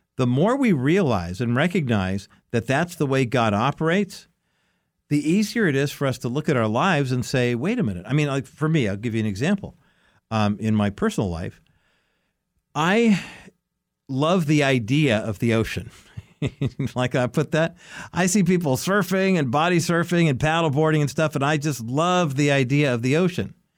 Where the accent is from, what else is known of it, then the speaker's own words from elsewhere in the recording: United States; growing up in America in the nineteen sixties and nineteen seventies